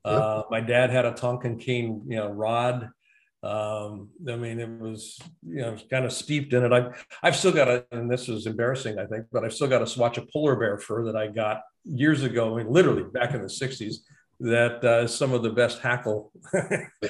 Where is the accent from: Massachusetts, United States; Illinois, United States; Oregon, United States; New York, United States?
Oregon, United States; Roseburg; I was born in Roseburg, Oregon.